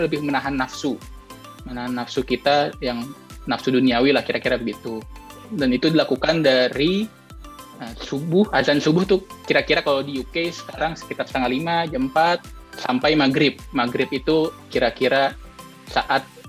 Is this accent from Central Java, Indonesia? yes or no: no; Depok, West Java, Indonesia; moved away as an adult; now in London, United Kingdom; asal dari Depok, Jawa Barat